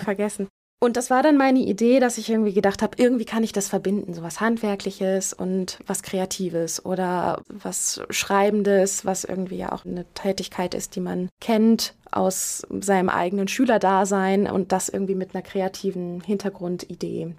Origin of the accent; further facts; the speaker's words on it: Herford, North Rhine-Westphalia, Germany; moved away as an adult; also born or lived in Frankfurt; now in Mainz, Germany; Ich bin in Herford geboren worden und bin dort eigentlich auch bis zu meinem Studiumsumzug dann nach Frankfurt habe ich da meine ganze Kindheit verbracht